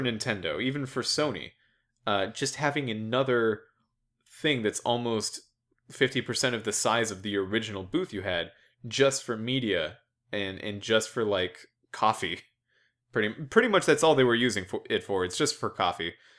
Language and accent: English; United States; an American